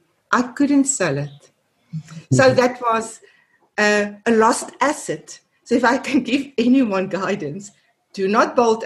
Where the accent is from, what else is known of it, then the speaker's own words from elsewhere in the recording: South Africa; first language af; English is a second language; my mother tongue is Afrikaans. 90% of my work I do and I've done over the last 30 years is in English. All my writing is in English.